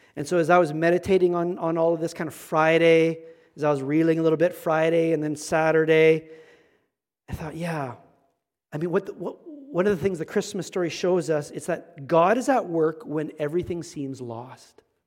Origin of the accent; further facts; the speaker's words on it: Manitoba, Canada; Manitoba. I'm from Manitoba.